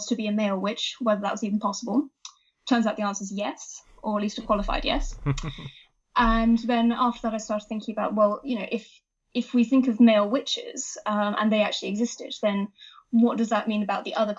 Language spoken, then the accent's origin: English; Wiltshire, South West England, United Kingdom; I grew up in Wiltshire, which, as probably many people know, is a very wild and wacky place that has a lot of folklore attached to it.